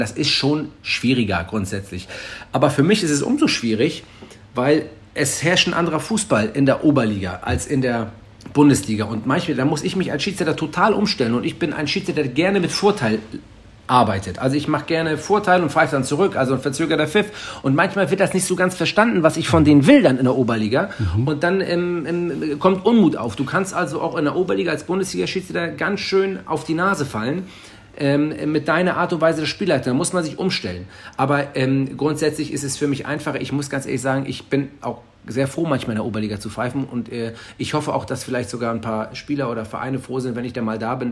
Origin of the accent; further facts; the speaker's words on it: Hamburg, Germany; Ich bin ja Hamburger.